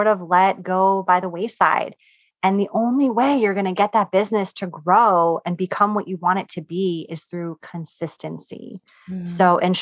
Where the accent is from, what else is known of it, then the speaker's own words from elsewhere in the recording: New York, United States; I'm from New York